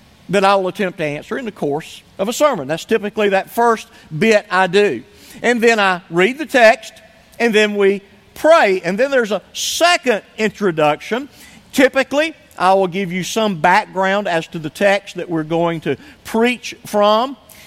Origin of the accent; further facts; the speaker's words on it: United States; as an American